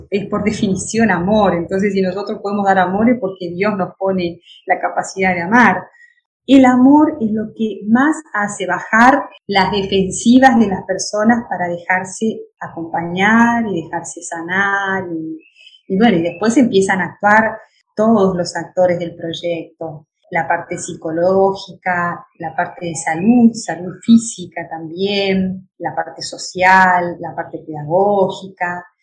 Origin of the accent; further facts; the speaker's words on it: Entre Ríos, Argentina; Yo soy entre Riana, de campo, de pueblo